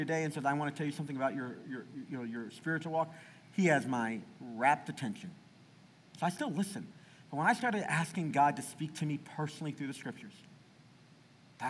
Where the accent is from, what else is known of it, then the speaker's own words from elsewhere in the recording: the South, United States; I grew up in the South